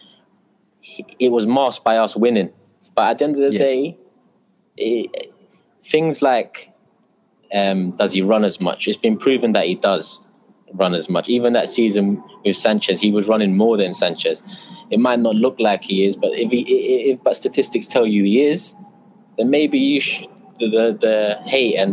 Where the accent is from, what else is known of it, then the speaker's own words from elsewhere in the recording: London, United Kingdom; born in London, Turkish background, Turkish Cypriot background, and a little bit of Irish